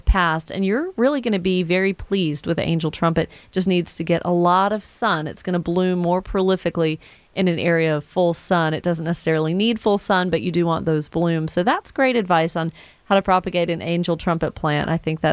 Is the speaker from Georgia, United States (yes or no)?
yes; Atlanta, Georgia, United States; also born or lived in Woodstock, Georgia / East Cobb, Georgia; I grew up in the Atlanta area and Woodstock and East Cobb and all